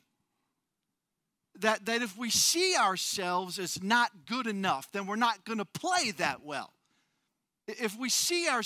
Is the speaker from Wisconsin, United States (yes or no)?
yes; Wisconsin, United States; now in California, United States; I grew up in Wisconsin